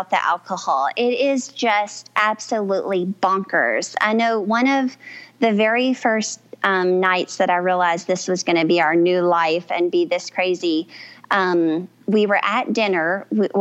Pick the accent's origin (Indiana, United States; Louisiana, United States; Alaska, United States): Louisiana, United States; South; I was raised in the Cajun community in South Louisiana.